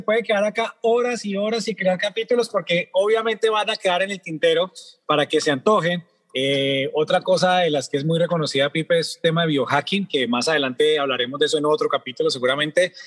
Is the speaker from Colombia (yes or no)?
yes; Colombia; hablemos como colombianos